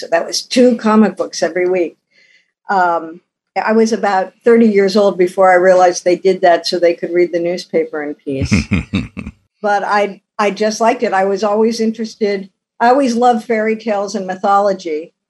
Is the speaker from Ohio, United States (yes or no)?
yes; Ohio, United States; It was a steel town when I was growing up, so we had these beautiful magenta sunsets.